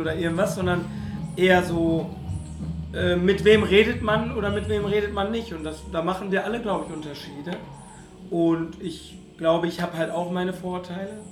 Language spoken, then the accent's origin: German; Ruhr area, North Rhine-Westphalia, Germany; Ich bin ganz toll aufgewachsen im Ruhrgebiet